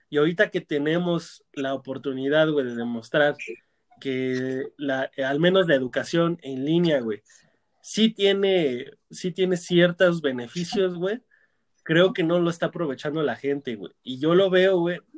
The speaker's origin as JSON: {"language": "Spanish", "country": "Mexico"}